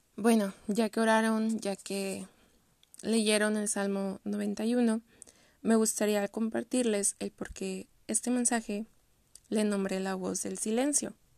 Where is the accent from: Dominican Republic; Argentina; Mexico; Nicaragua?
Mexico